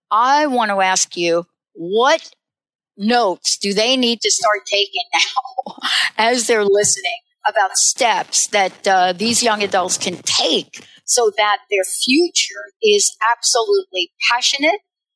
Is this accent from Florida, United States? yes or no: no; New Jersey, United States; also born or lived in New York; now in Seattle, United States; I moved clear across from Jersey, grew up in New York, New Jersey all my life, moved to Seattle